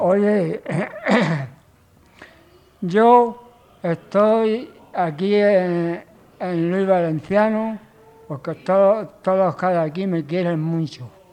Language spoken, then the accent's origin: Spanish; Hellín, Castilla-La Mancha, Spain; yo soy de Gin